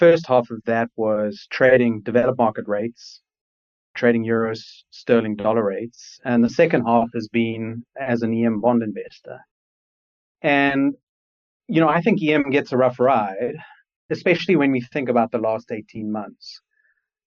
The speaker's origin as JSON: {"language": "English", "town": "Johannesburg", "region": "Gauteng", "country": "South Africa", "tie": "born or raised there", "also_born_or_lived": "United Kingdom", "moved": "as an adult", "lives_now": "Cape Town, South Africa", "said": "I grew up in Johannesburg, South Africa, until I was about 18"}